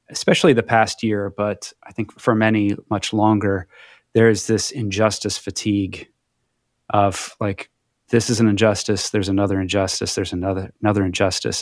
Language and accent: English; Midwest, United States; a young white man growing up in the Midwest